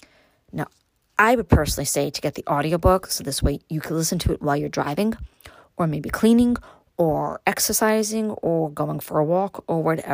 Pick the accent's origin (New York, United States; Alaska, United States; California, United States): New York, United States; New York City; moved away as an adult; now in Upstate New York, United States; growing up in Brooklyn, born and raised there.